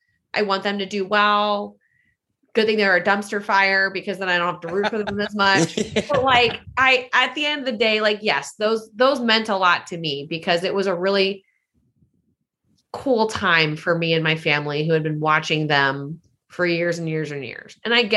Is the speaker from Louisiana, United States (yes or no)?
yes; New Orleans, Louisiana, United States; I was like, yeah, I'm from New Orleans. And PA was like, did you grow up a Saints fan? And I was like, I did. I mean, it's where I'm from.